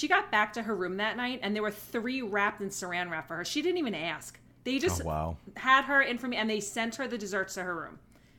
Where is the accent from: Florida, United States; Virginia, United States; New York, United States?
New York, United States; now in South Carolina, United States; I'm a New Yorker